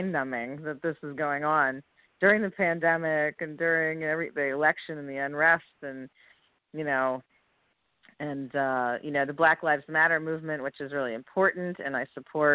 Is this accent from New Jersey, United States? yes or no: yes; New Jersey, United States; moved away as an adult; also born or lived in New York City; now in New York, United States; I grew up in Jersey, came to the city at 18 to go to school